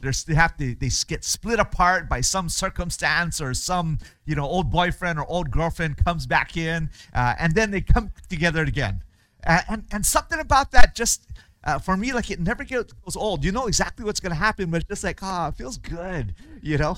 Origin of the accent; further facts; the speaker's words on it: Hawaii, United States; moved away as an adult; in Hawaii where I grew up and our church there